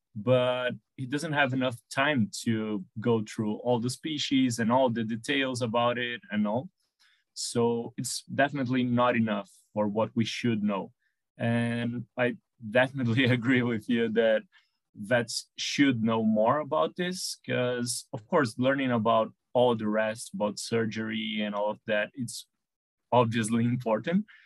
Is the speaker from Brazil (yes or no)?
yes; São Paulo, Brazil; since I live in a, in a busy city here, I'm from Sao Paulo in Brazil